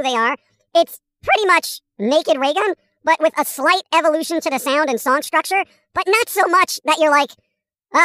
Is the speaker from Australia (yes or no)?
no; New York, United States; as a New Yorker